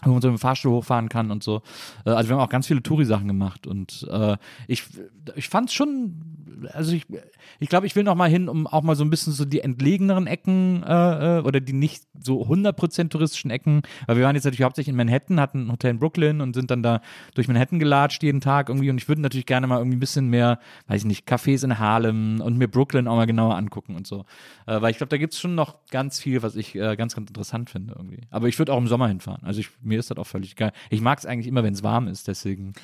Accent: Cologne, North Rhine-Westphalia, Germany; now in Berlin, Germany; ich komme ja aus Köln oder so, aus der Ecke von Köln

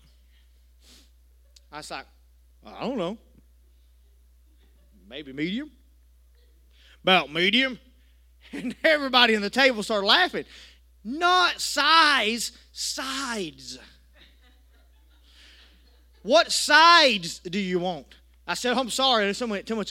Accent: United States; accent: country; I was a little country boy, didn't go out to eat much, but I tell you what, I let my country accent come out

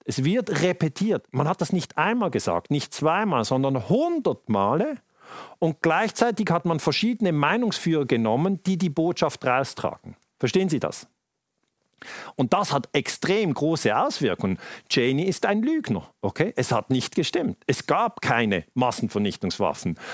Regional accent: Switzerland; Bei uns in der Schweiz

